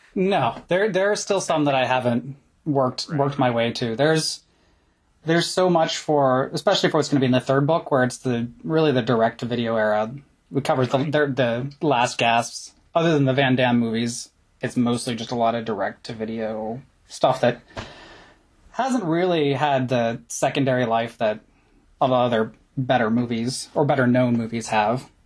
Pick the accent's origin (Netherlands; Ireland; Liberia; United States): United States; Kinsman, Ohio; now in Connecticut, United States; the video shop in Kinsman, Ohio